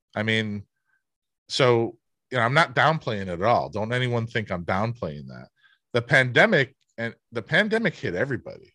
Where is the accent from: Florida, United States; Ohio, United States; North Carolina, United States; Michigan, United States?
Ohio, United States; Cleveland; I grew up in Cleveland, a Midwest work ethic.